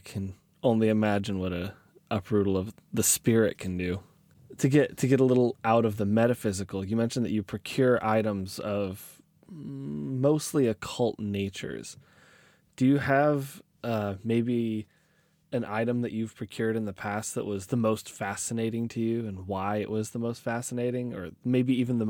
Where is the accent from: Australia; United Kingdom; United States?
United States; Oregon; I'm from Oregon myself, so I should have known.